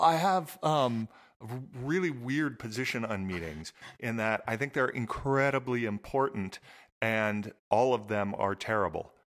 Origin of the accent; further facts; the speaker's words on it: Southern California, United States; I grew up in Southern California.